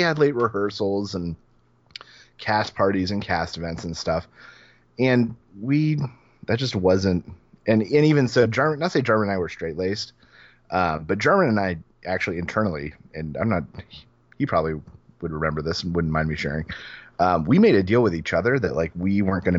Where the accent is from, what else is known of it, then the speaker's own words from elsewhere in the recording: Orlando, Florida, United States; my hometown, regardless of all the other places, because when I think back and smile, that's like, you know, that's the town I'm thinking of.